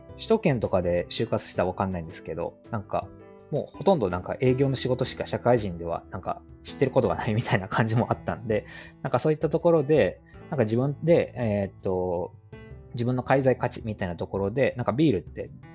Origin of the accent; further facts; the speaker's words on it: Hyogo, Japan; 兵庫県育ちで